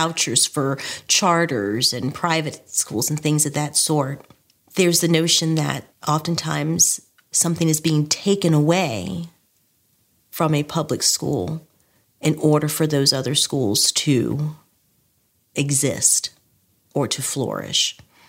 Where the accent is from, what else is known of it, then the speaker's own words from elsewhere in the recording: Richmond, Virginia, United States; now in Laurel, United States; I'm originally from Richmond, Virginia. My family and I live in Laurel, Maryland.